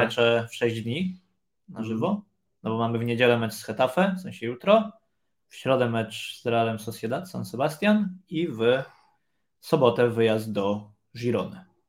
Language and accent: Polish; Poland; moved away; skąd jesteś, z Polski